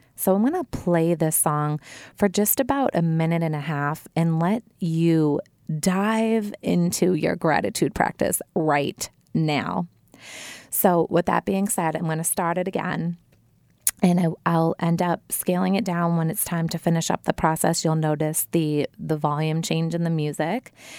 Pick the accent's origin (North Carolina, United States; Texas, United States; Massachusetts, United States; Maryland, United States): Massachusetts, United States; Wilmington; I grew up in a family-oriented, very happy neighborhood in Wilmington, Massachusetts, my hometown